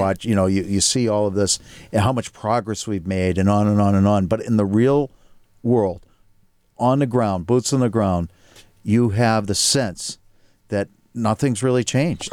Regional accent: Needham, Massachusetts, United States; relative privilege growing up in Needham, Massachusetts

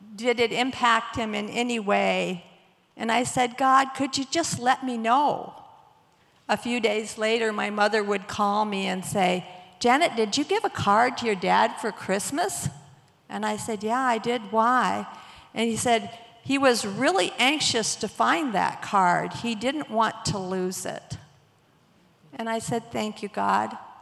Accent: Battle Creek, Michigan, United States; I grew up in Battle Creek

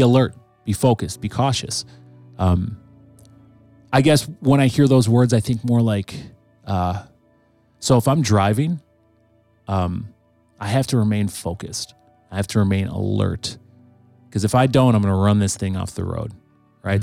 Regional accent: Green Bay, Wisconsin, United States; I grew up, I grew up in the, in the nineties. Um, the city of Green Bay looked vastly different in, in the nineteen nineties

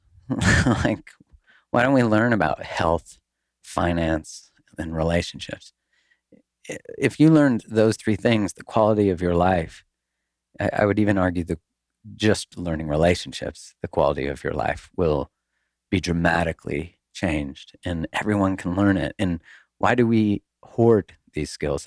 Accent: Canada; moved away as an adult; now in United States; I'm Canadian

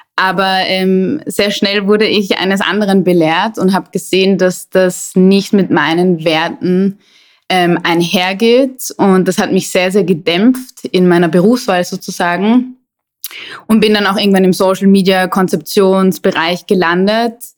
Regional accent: Vienna, Austria; moved away as an adult; also born or lived in Hamburg / Amsterdam / London; ich bin in Wien geboren und irgendwann hat es mich dann aus der Stadt weggezogen

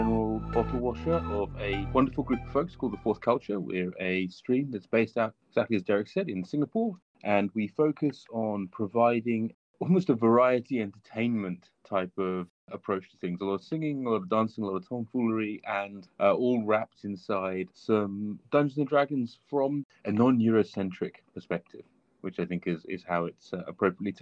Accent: England, United Kingdom; we're English, of course, and so we play cricket

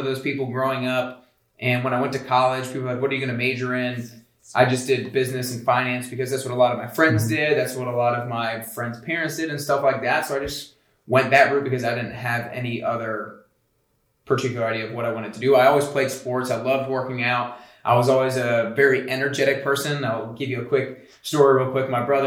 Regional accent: Atlanta, Georgia, United States; moved away as an adult; now in Nashville, United States; I'm from Atlanta, Georgia

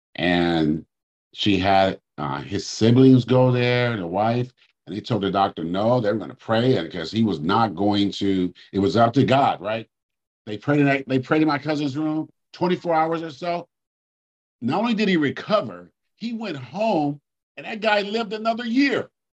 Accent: Oakland, California, United States; where I grew up in Oakland

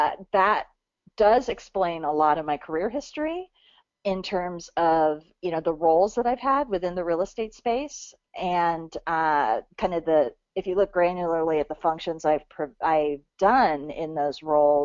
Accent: California, United States; I'm a fifth generation Californian.

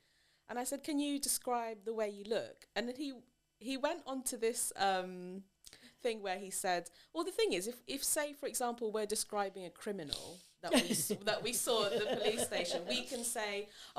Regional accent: Philippines; I know that I'm Asian. I'm Filipino. I have Asian features.

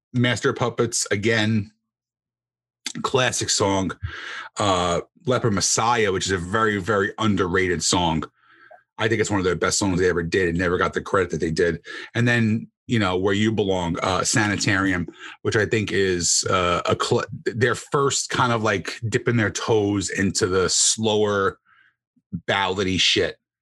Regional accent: New Jersey, United States; I'm from New Jersey.

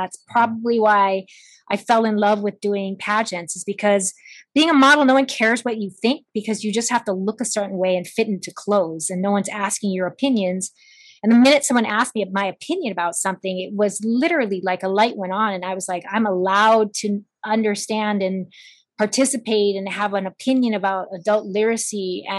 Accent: Pearl City, Hawaii, United States; I'm from Pearl City.

